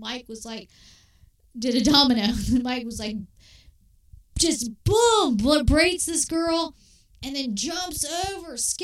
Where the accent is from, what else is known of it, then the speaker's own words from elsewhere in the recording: Glasgow, Scotland, United Kingdom; moved away; As a Glaswegian, all right, I'm from Scotland